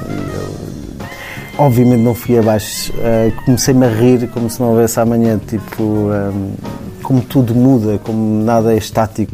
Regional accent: Cascais, Lisbon, Portugal; moved away as an adult; also born or lived in Madeira; Eu sou amigo do Zé desde pequenino. Fomos, estamos a mesma idade, somos de Cascais, fomos vizinhos, os nossos pais já eram amigos

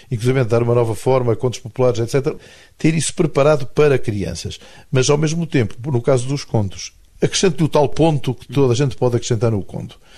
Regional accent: Espinho, Aveiro District, Portugal; moved away as an adult; also born or lived in Porto; now in Funchal, Portugal; Saí daqui com 3 anos, vivi em Espinho, uma data até aos 20. Depois aos 20 fui para o Porto

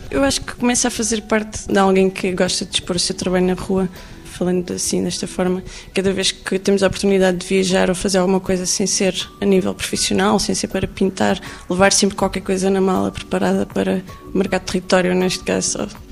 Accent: Algarve, Portugal; eu cresci no Algarve

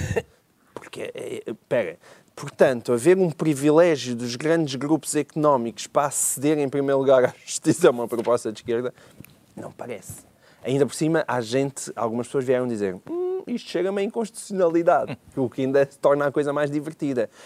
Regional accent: Portalegre, Alentejo, Portugal; Porto Alegre, que é a minha terrinha

